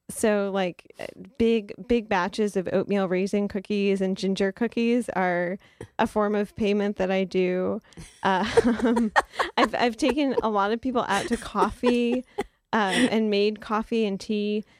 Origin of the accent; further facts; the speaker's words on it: Detroit, Michigan, United States; I grew up in Detroit, Michigan, and we went to the Detroit Institute of Arts all the time